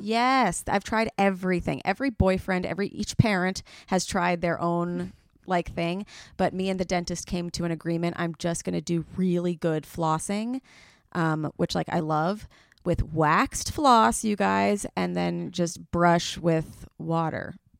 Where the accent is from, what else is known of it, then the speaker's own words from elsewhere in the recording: New York City, New York, United States; I'm from the Upper East Side